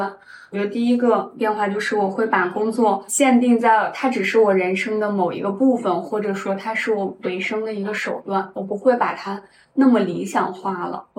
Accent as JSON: {"language": "Chinese", "region": "northern China", "country": "China", "lives_now": "Shanghai, China", "said": "对我我是北方人嘛，学习还有工作一直在北方。"}